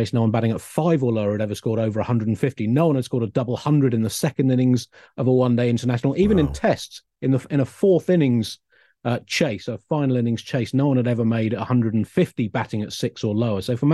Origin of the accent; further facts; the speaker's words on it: Tunbridge Wells, South East England, United Kingdom; I grew up in Tunbridge Wells